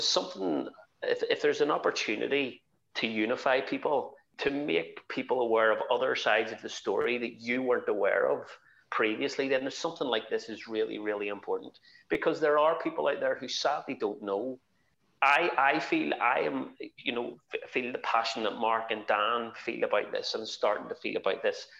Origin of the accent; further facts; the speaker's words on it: Northern Ireland, United Kingdom; as an Irish person, Northern Irish person